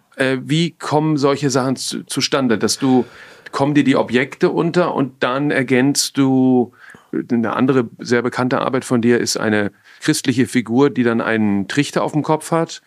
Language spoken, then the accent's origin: German; Frankfurt, Hesse, Germany; Ich bin in Frankfurt groß geworden